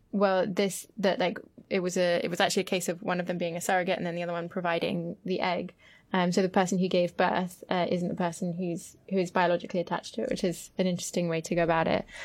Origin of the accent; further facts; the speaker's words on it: France; growing up in France